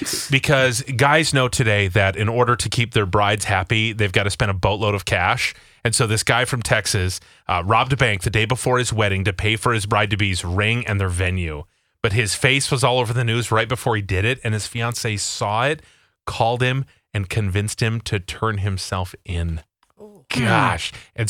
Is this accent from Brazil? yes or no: no; Canada; He'll do it because I'm Canadian and we're a gay couple.